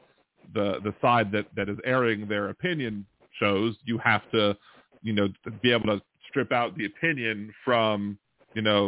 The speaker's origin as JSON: {"language": "English", "region": "Maryland", "country": "United States", "moved": "yes", "said": "I was from Maryland."}